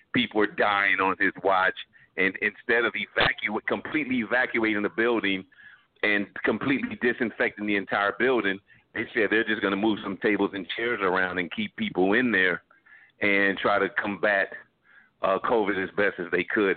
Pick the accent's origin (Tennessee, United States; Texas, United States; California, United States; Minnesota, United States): California, United States; Los Angeles; born and raised in South Central Los Angeles